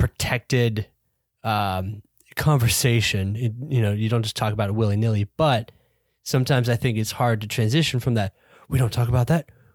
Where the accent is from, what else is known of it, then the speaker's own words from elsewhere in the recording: United States; we're American